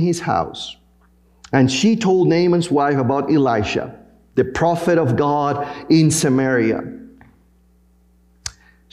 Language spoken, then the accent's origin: English; Panama; moved away; my home country, in Panama